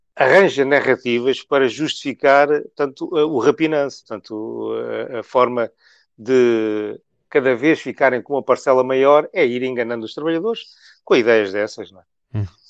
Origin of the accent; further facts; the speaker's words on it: Macau; now in Portugal; Eu nasci em Macau